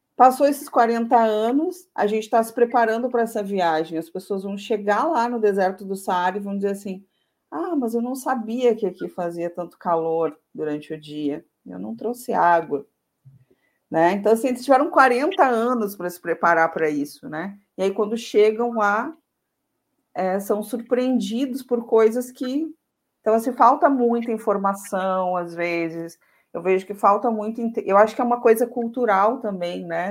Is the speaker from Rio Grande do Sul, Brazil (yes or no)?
yes; Santana do Livramento, Rio Grande do Sul, Brazil; eu sou natural de Santana do Livramento, que é uma cidade bem do interior